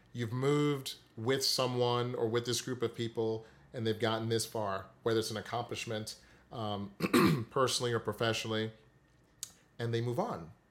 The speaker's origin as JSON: {"language": "English", "region": "Saint Croix", "country": "U.S. Virgin Islands", "tie": "born or raised there", "also_born_or_lived": "Delaware", "moved": "as an adult", "said": "I'm originally from the Virgin Islands, uh, Saint Croix, the largest of the U S group of the islands there. I spent my entire childhood there, all the way through high school"}